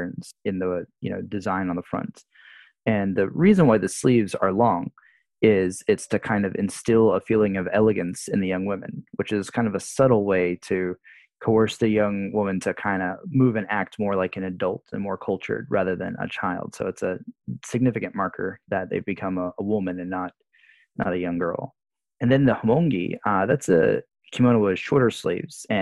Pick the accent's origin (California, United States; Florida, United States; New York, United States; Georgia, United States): Florida, United States; Jacksonville; moved away as an adult; now in Japan; I grew up in Jacksonville, Florida, myself